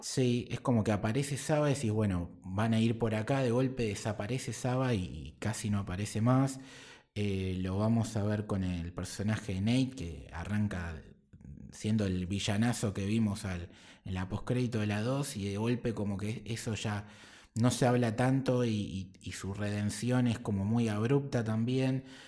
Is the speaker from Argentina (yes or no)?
yes; Argentina; nosotros como argentinos